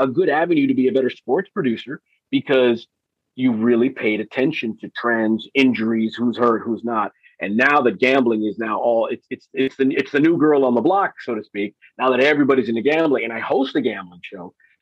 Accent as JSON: {"language": "English", "town": "Los Angeles", "region": "California", "country": "United States", "tie": "born or raised there", "also_born_or_lived": "Bristol", "moved": "as an adult", "lives_now": "Miami, United States", "said": "I grew up in Los Angeles"}